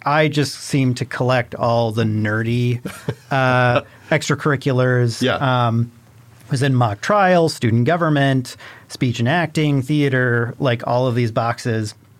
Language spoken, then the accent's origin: English; Illinois, United States; moved away as an adult; also born or lived in Greencastle, Indiana; I'm originally from Illinois